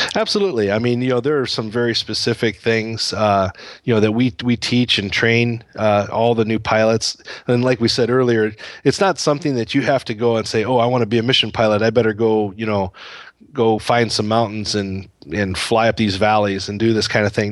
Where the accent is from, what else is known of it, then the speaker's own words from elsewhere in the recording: United States; moved away as an adult; also born or lived in Indonesia; the U S is home